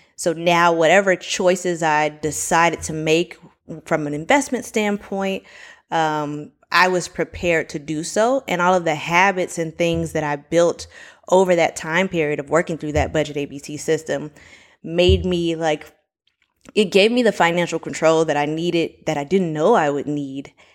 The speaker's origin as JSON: {"language": "English", "town": "Miami", "region": "Florida", "country": "United States", "lives_now": "Orlando, United States", "said": "I'm originally from Miami, Florida, currently living in Orlando."}